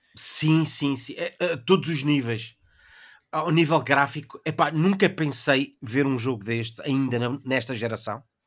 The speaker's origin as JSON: {"language": "Portuguese", "country": "Portugal"}